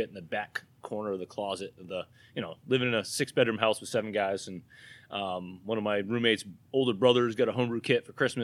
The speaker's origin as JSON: {"language": "English", "region": "New Hampshire", "country": "United States", "accent": "New Hampshire", "said": "My New Hampshire accent"}